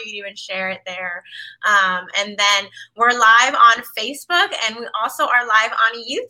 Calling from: Washington, District of Columbia, United States; I'm tuning in from Washington, D.C.

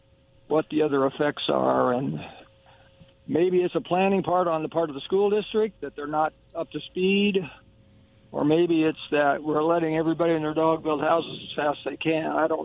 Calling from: Kennewick, Washington, United States; This is … in Kennewick.

